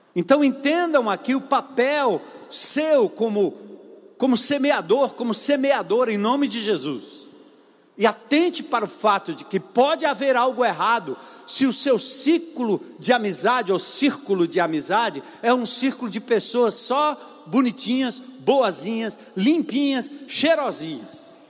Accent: Brazil

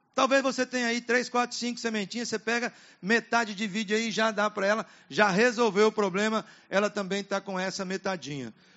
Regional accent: Apucarana, Paraná, Brazil; also born or lived in Curitiba; Eu saí do interior quando era adolescente, lá em Apucarana, no estado do Paraná, e fui para a capital, Curitiba.

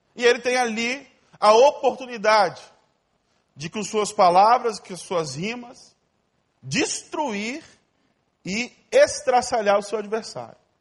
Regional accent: Ariquemes, Rondônia, Brazil; also born or lived in Porto Velho / Brasília / São Paulo / United States; now in Rio de Janeiro, Brazil; Eu nasci em Ariquemes, uma cidade bem pequena

